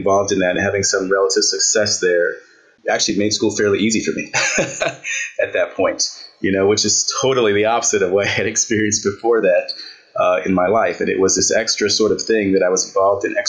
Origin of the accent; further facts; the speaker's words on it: Santa Ana, California, United States; also born or lived in Bronx, New York; now in Ohio, United States; I grew up in Santa Ana, California